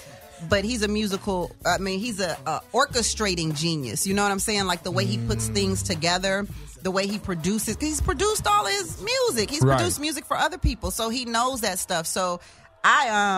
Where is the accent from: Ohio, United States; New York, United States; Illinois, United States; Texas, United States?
Texas, United States; Houston; now in Los Angeles, United States; I'm from Houston, Texas. I come to L.A.